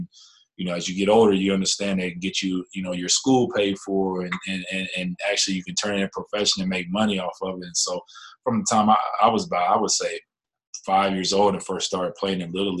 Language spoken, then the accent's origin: English; Indianapolis, Indiana, United States; moved away; born and raised in Indianapolis, Indiana. Came up through Washington Township, Crooked Creek, West Lane